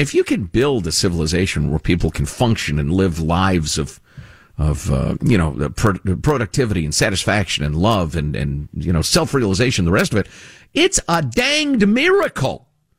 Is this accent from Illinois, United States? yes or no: yes; Chicago, Illinois, United States; I grew up in Chicagoland, and, you know, that's where my heart considers home, honestly, after all these years.